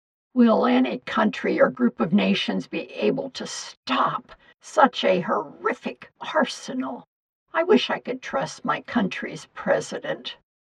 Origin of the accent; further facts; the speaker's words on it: United States; as an American